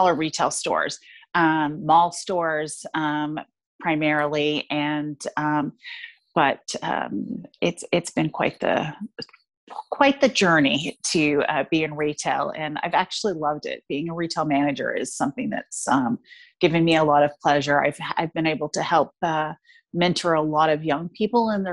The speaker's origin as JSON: {"language": "English", "town": "San Jose", "region": "California", "country": "United States", "tie": "born or raised there", "moved": "as an adult", "lives_now": "Toronto, Canada", "said": "I grew up in San Jose"}